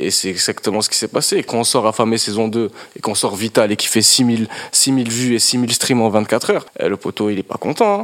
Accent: Mauritania; moved away as an adult; now in France; j'ai grandi euh, en Mauritanie

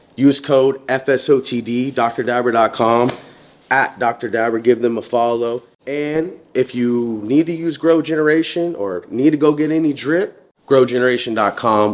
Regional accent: Florida, United States; We come from Florida

